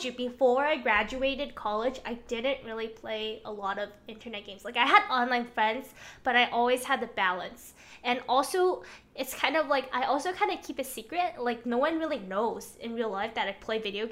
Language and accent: English; China; moved away; I have spent a lot of my years growing up in China